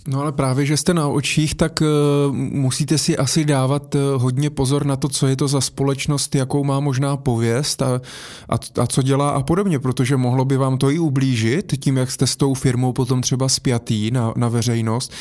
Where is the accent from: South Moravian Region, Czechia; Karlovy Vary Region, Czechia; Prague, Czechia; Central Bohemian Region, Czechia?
South Moravian Region, Czechia; Brno; já jsem z Brna